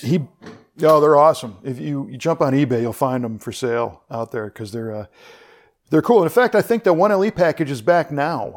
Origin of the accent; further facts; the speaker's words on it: Chicago, Illinois, United States; I grew up in the Chicago area